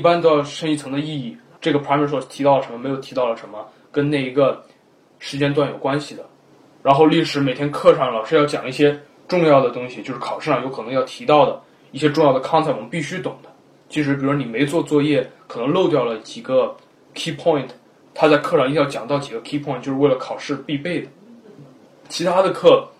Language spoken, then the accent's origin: Chinese; China; now in United States; 我们中国人